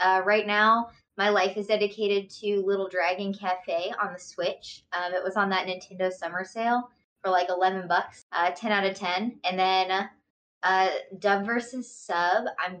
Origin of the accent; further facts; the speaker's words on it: Texas, United States; So I am from Texas